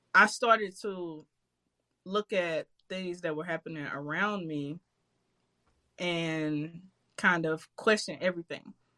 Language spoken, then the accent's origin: English; St. Louis, Missouri, United States; I grew up in Walnut Park, um, crazy neighborhood in St. Louis.